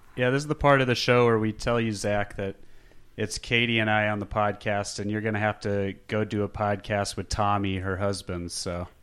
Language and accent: English; Phoenix, Arizona, United States; I'm from Phoenix.